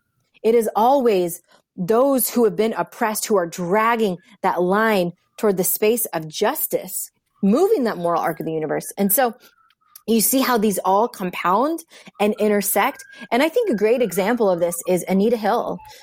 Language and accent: English; India; by my voice, but I'm Indian and I'm an immigrant.